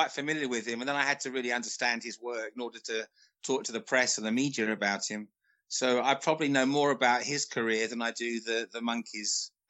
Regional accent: England, United Kingdom; Growing up in England, when I did, I was getting into music in the mid to late 70s.

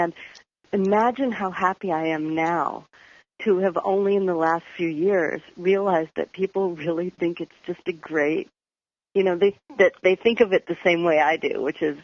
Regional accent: New York, United States; I grew up on Christopher Street in New York

